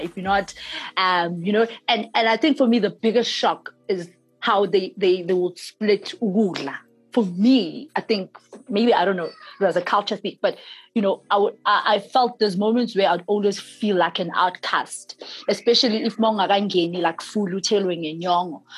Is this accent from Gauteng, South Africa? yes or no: yes; Soweto, Gauteng, South Africa; a girl born and bred in Soweto